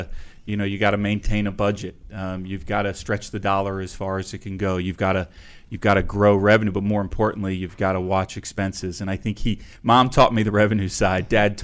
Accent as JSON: {"language": "English", "town": "Potomac", "region": "Maryland", "country": "United States", "tie": "born or raised there", "also_born_or_lived": "Upper Marlboro, Maryland", "said": "I grew up, until I was in third grade, I grew up in Prince George's County in Upper Marlboro, Maryland. Then I moved to Potomac, Maryland."}